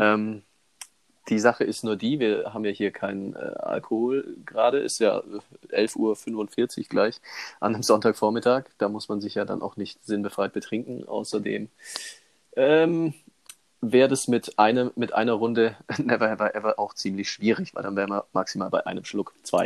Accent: Immenstadt, Bavaria, Germany; ich bin ja in Immenstadt aufgewachsen

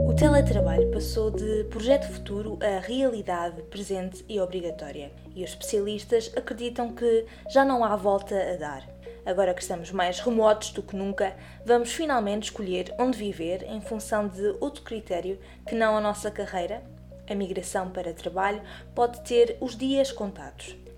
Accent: Azores, Portugal; moved away as an adult; now in Lisbon, Portugal; Eu mesma nasci e cresci nos Açores, mas tenho vivido os últimos 7

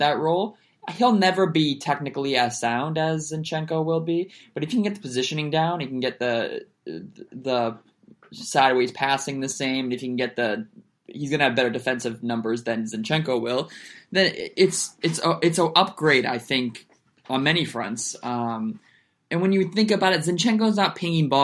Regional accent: United States

